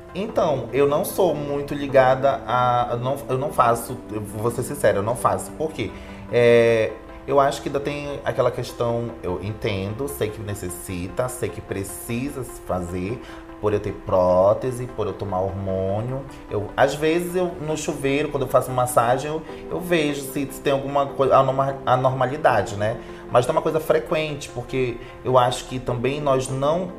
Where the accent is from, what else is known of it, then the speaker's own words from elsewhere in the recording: Belém, Pará, Brazil; moved away as an adult; now in São Paulo, Brazil; sou paraense